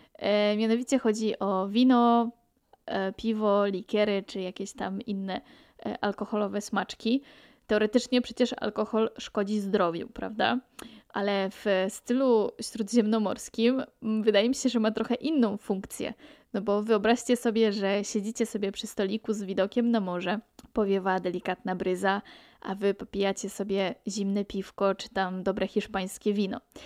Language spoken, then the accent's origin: Polish; Pomeranian Voivodeship, Poland; moved away as an adult; now in Majorca, Spain; pochodzę z Polski, z Pomorza, z nadmorza